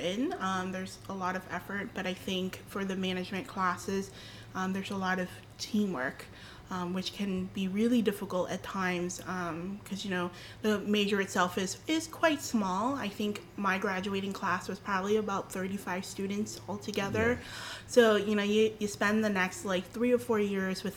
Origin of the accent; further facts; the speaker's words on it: Boston, Massachusetts, United States; I was born and raised here in Boston.